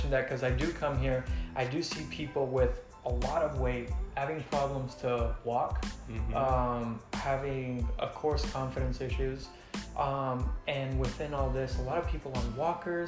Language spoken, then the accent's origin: English; Mexico; moved away as an adult; also born or lived in Texas; now in Los Angeles, United States; I'm from Mexico. I grew up there my whole life. And I came here 4 years ago, straight